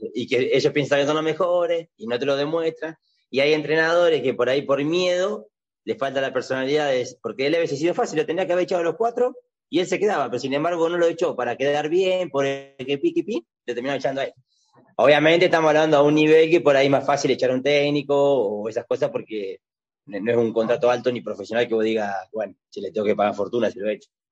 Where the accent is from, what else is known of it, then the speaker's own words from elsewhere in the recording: General La Madrid, Buenos Aires Province, Argentina; moved away as an adult; also born or lived in Mar del Plata; Yo nací en Mar de Plata, pero estuve tres meses, o sea que solamente el documento dice Mar de Plata, yo soy de General La Madrid. Es un pueblo del sur de la provincia de Buenos Aires